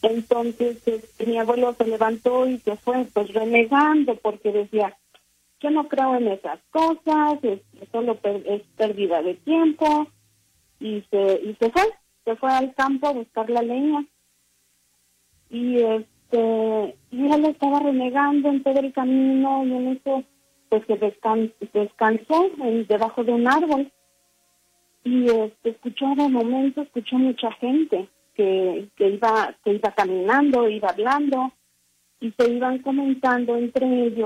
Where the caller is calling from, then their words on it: Salt Lake City, Utah, United States; Hablo desde acá de, Estados Unidos, del estado de Utah, Salt Lake City.